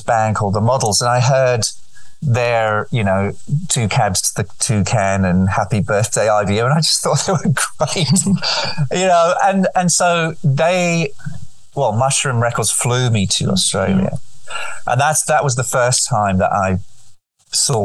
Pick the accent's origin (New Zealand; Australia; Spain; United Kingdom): Spain; Nerja, Andalusia; moved away; So I grew up right on the Mediterranean, and Sydney to me connected me with a place called Nerja where I grew up